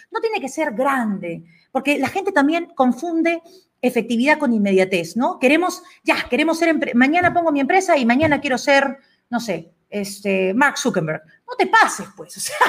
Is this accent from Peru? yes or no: yes; Peru; yo soy una peruana